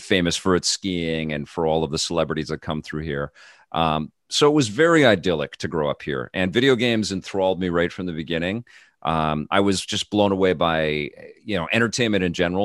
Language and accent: English; Canada; living in Canada and growing up in Canada